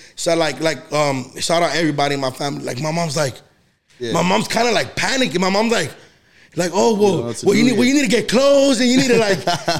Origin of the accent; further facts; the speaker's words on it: United States; I was born in the United States